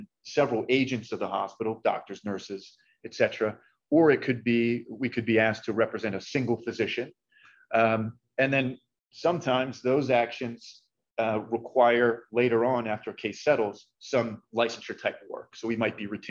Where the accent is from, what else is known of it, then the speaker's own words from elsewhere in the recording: Masontown, Pennsylvania, United States; I'm actually from south of Pittsburgh, rural greater Pittsburgh area